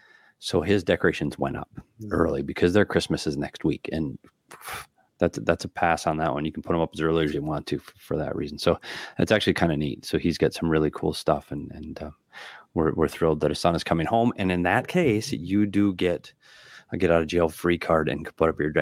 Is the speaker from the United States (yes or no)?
yes; Minnesota, United States; I grew up in Minnesota with plenty of trees.